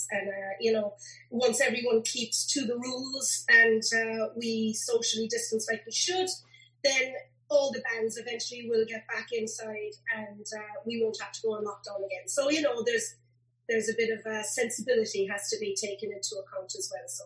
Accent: Cork, Munster, Ireland; We're from Cork. We'll keep it Cork.

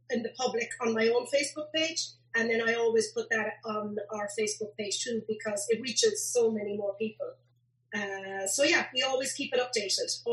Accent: Cork, Munster, Ireland; We're from Cork. We'll keep it Cork.

